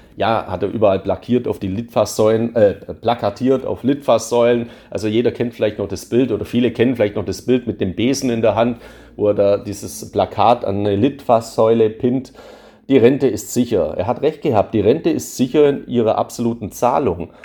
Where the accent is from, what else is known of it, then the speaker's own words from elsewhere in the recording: Swabia, Germany; als Schwabe